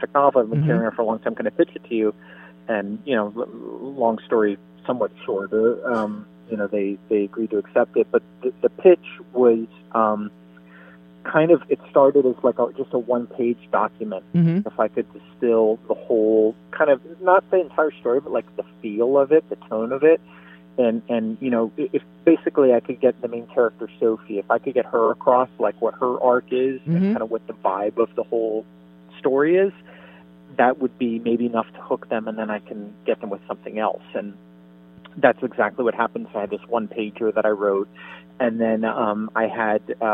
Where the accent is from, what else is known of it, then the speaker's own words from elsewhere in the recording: Miami, Florida, United States; when I was growing up in Miami